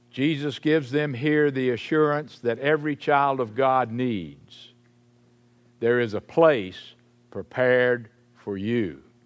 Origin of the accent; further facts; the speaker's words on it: Salisbury, North Carolina, United States; I grew up in Saint Paul's Episcopal Church in Salisbury, North Carolina